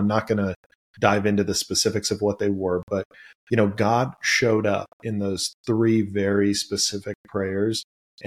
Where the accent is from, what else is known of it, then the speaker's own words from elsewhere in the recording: Los Angeles, California, United States; I grew up in Granada Hills, and which is the San Fernando Valley in Los Angeles, California